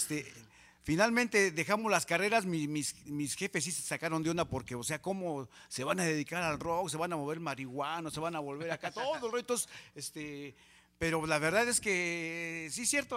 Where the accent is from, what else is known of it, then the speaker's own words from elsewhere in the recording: San Juan Ixtenco, Tlaxcala, Mexico; also born or lived in Texcoco; la banda de mi pueblo, o sea, de allá de San Juan Ixtenco, Tlaxcala